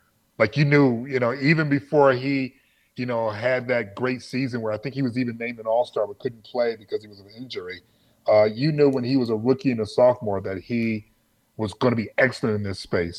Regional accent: Detroit, Michigan, United States; I'm not just saying that because I'm from Detroit

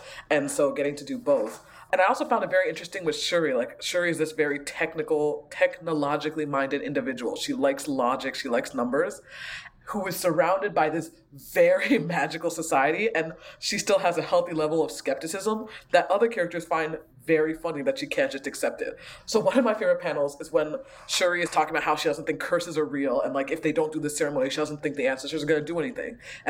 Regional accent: Ghana; moved away; like I'm a immigrant from Ghana, so I grew up with a lot of sort of Ghanaian spirituality and way of looking at the world.

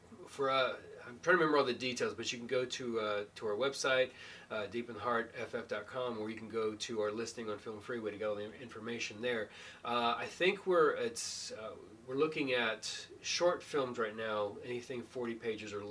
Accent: Bulverde, Texas, United States; also born or lived in San Antonio, Texas; Grew up in Bull Verde, Texas, and San Antonio

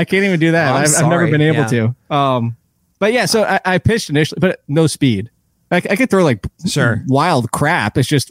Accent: Passaic, New Jersey, United States; Passaic, New Jersey.

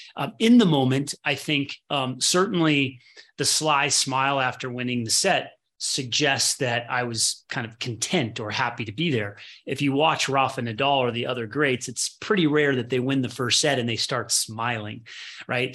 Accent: Midwest, United States; I was born in the Midwest

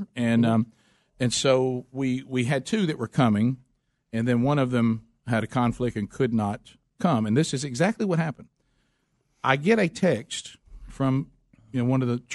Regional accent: the South, United States; As a Southerner, somebody asks you to speak slower

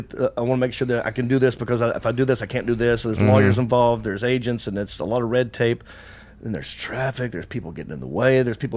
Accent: Hickory, North Carolina, United States; moved away as an adult; also born or lived in Los Angeles; I get recognized a lot in Hickory, in my hometown.

